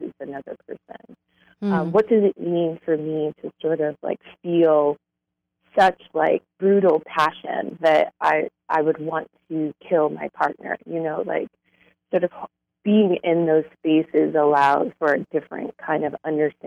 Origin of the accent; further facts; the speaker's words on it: New York City, New York, United States; I grew up in Brooklyn, New York